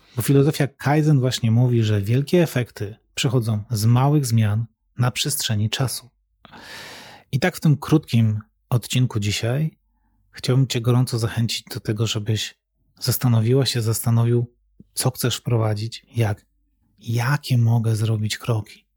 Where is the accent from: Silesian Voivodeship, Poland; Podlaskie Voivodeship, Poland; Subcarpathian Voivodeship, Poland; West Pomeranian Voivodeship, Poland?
Silesian Voivodeship, Poland; Katowice; wychowałem się w mieście, wychowałem się w Katowicach